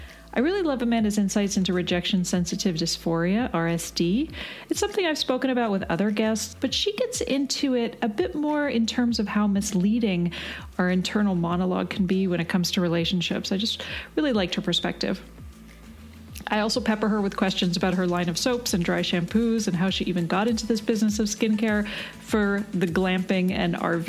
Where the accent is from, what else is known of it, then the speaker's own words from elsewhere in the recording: Canada; also born or lived in British Columbia; I'm from Canada, and I actually lived in BC for a bit